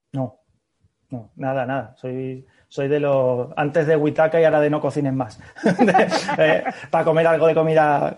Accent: Seville, Andalusia, Spain; now in Madrid, Spain; yo soy sevillano

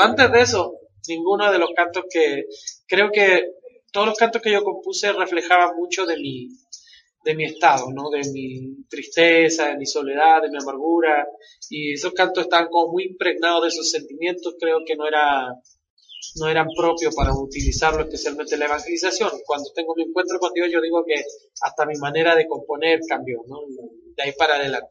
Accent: Valparaíso, Chile; moved away as an adult; now in Guadalajara, Mexico; Yo soy de una ciudad de Chile que se llama Valparaíso

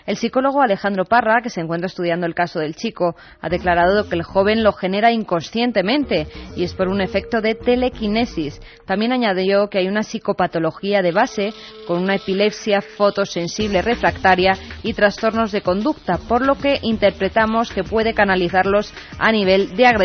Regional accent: Madrid, Community of Madrid, Spain; de Madrid

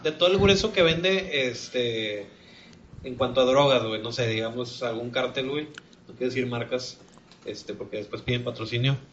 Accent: Mexico; nosotros como mexicanos

